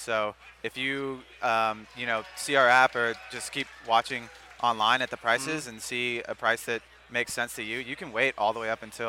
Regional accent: Cincinnati, Ohio, United States; moved away; I'm originally from Cincinnati

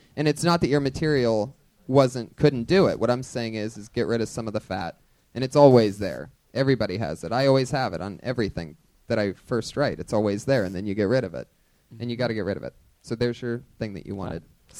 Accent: New York, United States; moved away as an adult; now in Los Angeles, United States

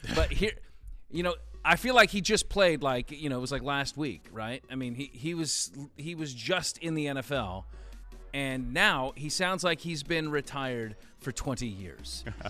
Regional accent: West Coast, United States; I grew up on the West Coast

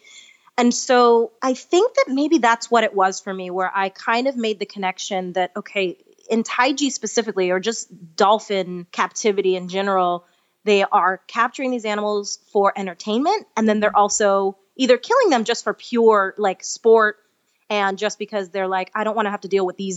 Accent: New York, United States; moved away; I'm from New York originally, and I had to go back to finish a couple credits at NYU, and it was my first time back home as a vegan

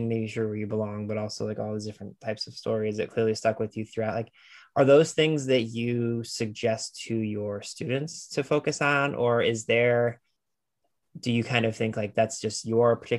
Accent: Lorain, Ohio, United States; moved away; I grew up in Lorain, Ohio, which is where Toni Morrison is from.

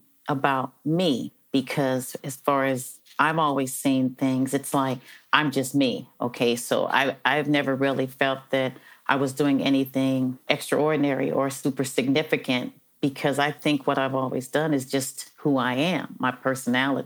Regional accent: Los Angeles, California, United States; I'm from Los Angeles originally. I was born in Los Angeles

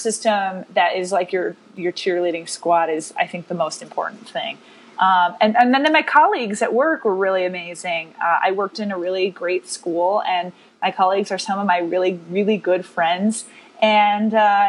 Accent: Rochester, New York, United States; moved away as an adult; now in New York City, United States; I was born and raised in Rochester, New York, which some people say upstate. We say Western New York

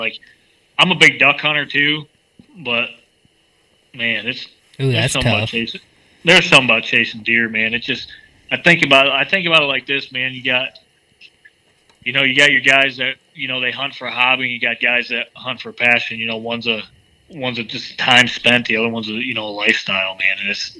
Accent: Michigan, United States; he's from PA, I'm from Michigan.

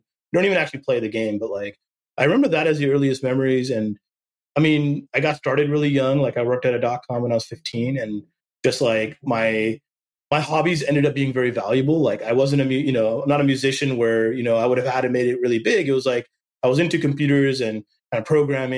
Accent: Silicon Valley, California, United States; even growing up in Silicon Valley, you didn't immediately have like a network. Like, I don't know, like a bunch of VCs just from growing up here

